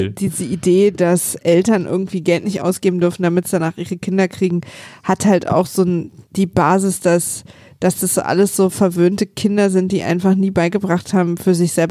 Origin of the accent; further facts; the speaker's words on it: East Germany, Germany; Du, ich komme aus der DDR.